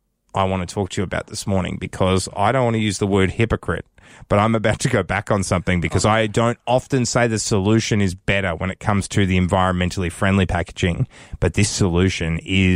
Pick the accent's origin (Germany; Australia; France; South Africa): Australia; Victoria; now in Canberra, Australia; I'm from Victoria.